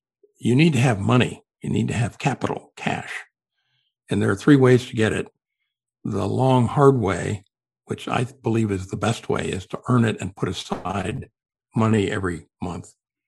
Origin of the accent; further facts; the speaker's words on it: Los Angeles, California, United States; I'm from Los Angeles, and if there's an airport in town, I want to do it.